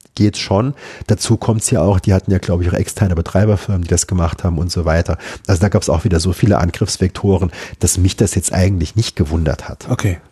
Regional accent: Saarbrücken, Saarland, Germany; Ich bin in Saarbrücken groß geworden

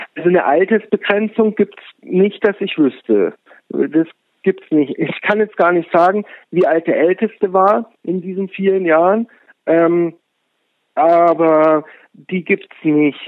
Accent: Munich, Bavaria, Germany; moved away; ich komme aus München

